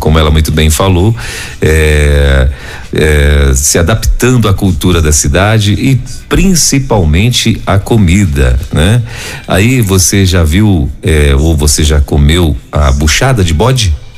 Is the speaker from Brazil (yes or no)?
yes; Pará, Brazil; eu sou do Pará